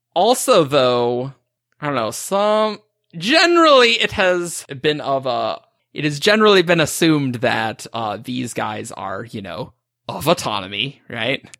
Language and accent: English; Montana, United States; I'm from Montana